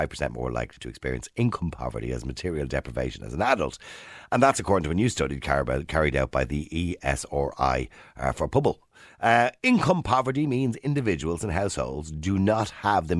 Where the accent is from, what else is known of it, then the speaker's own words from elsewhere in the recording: Dublin, Leinster, Ireland; I'm from Edenmore.